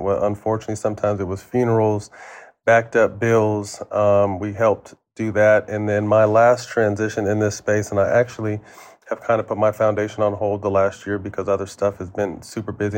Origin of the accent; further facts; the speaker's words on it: Sacramento, California, United States; also born or lived in San Jose; go back to my hometown